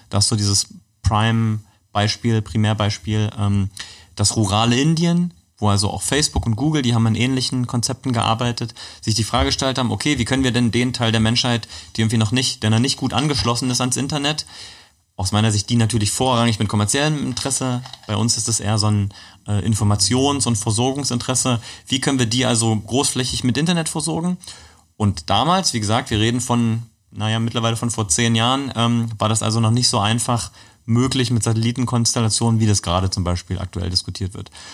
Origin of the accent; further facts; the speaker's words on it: Magdeburg, Saxony-Anhalt, Germany; ich bin in Magdeburg geboren.